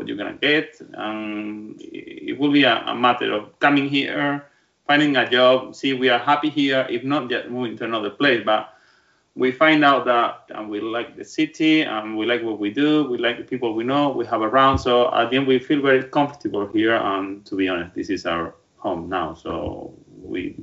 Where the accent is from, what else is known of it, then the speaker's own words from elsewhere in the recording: Calzadilla de los Barros, Badajoz, Extremadura, Spain; English is a second language; moved away as an adult; now in London, United Kingdom; I'm from the south of Spain. I'm from a small village in Badajoz called Calzaya de los Barros